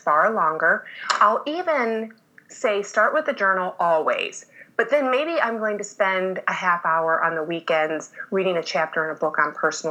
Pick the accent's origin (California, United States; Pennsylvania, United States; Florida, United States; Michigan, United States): Michigan, United States; moved away; I was born and raised in Michigan.